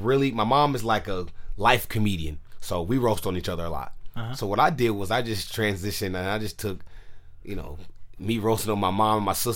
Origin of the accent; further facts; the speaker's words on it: San Francisco, California, United States; I'm born and raised in San Francisco